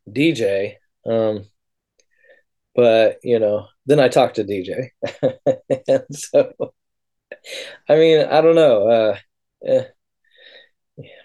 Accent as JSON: {"language": "English", "area": "Humboldt", "region": "California", "country": "United States", "tie": "born or raised there", "said": "I grew up in Humboldt"}